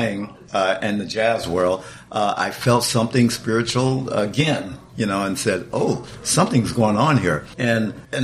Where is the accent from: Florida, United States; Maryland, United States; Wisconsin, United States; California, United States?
California, United States; Compton; my street in Compton